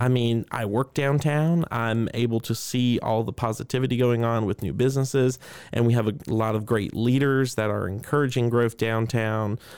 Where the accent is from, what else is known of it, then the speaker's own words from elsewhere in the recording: Augusta, Georgia, United States; born and raised in Augusta